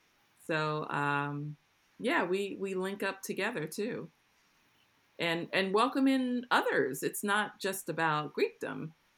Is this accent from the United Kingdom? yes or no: no; New York City, New York, United States; I'm from the same hood. We're both from the Bronx.